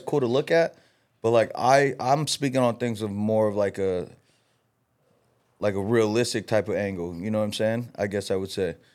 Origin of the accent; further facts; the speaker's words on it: Los Angeles, California, United States; I'm from L A. I grew up in L A.